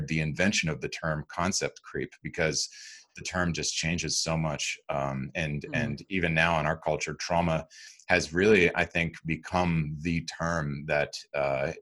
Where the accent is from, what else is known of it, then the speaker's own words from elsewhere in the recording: Hyde Park, New York, United States; I am from Hyde Park, New York, about an hour and a half north of New York City, right on the Hudson River